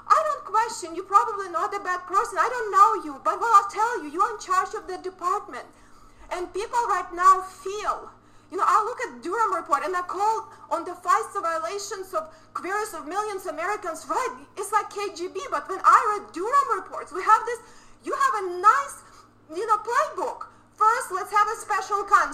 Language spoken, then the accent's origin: English; Ukraine; born or raised there; moved away as an adult; now in United States